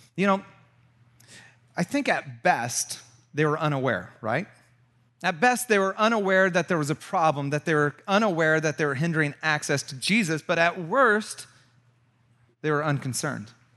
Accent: Santa Cruz, California, United States; moved away; also born or lived in Chicago / Georgia; We're both from Santa Cruz

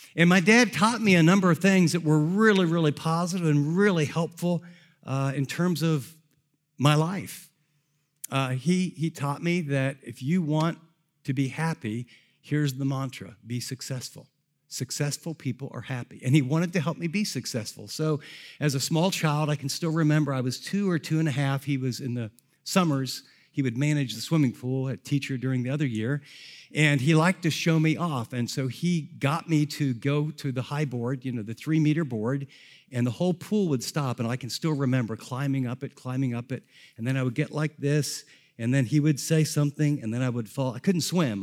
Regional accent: Columbus, Ohio, United States; I grew up in the Columbus area

